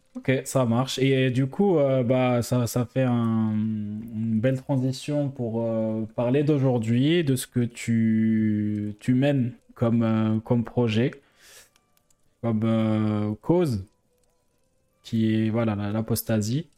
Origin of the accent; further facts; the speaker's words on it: Algiers, Algiers Province, Algeria; now in France; j'ai grandi en Algérie, ensuite, je suis venu en France